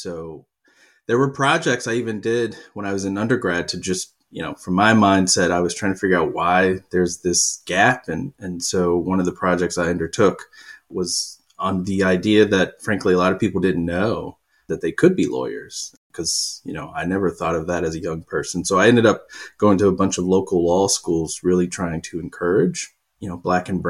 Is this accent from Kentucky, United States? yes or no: yes; Kentucky, United States; now in New York, United States; I grew up in Kentucky. My accent is barely noticeable these days. I've lived in New York too long. But I grew up in pretty rural parts of Kentucky, you know, tobacco farms and the like.